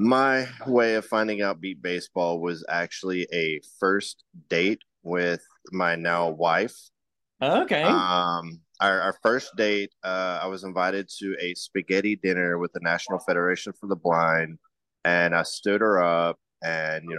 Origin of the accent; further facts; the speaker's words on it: Denison, Texas, United States; I grew up on the Texas Red River, in a small town called Denison